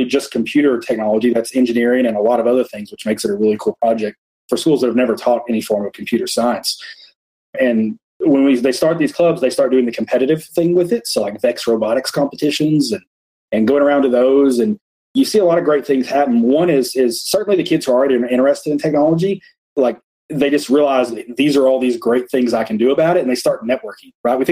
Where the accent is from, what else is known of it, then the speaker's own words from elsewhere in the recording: Graves County, Kentucky, United States; I'm from Graves County, Kentucky